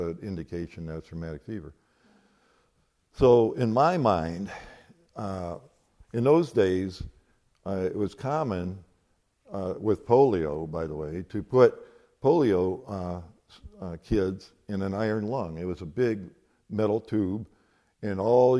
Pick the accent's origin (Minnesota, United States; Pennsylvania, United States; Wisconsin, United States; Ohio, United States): Ohio, United States; Cleveland; I was born in Cleveland, March 31st, 1941, University Hospital